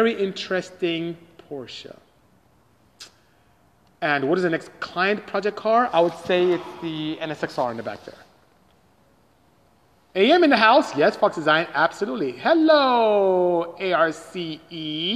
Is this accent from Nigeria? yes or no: yes; Nigeria; I'm Nigerian from West Africa.